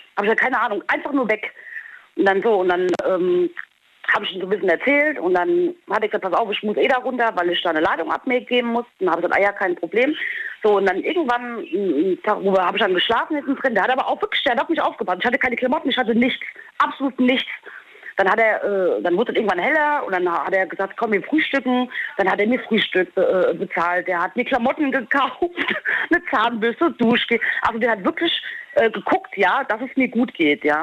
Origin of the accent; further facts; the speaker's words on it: Holzhausen, Germany; also born or lived in Peru; now in Diez, Germany; gebürtig aus Peru, groß geworden in Holzhausen und jetzt bin ich in Dietz